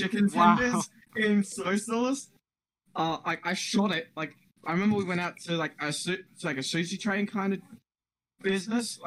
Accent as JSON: {"language": "English", "country": "Australia", "said": "I'm Australian"}